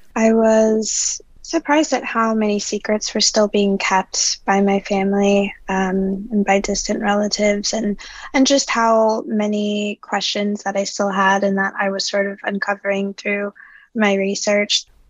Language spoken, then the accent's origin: English; New Orleans, Louisiana, United States; I'm originally from New Orleans